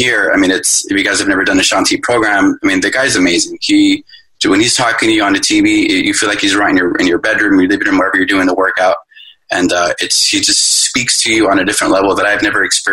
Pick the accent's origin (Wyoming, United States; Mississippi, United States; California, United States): California, United States; Los Angeles; I'm from Los Angeles, California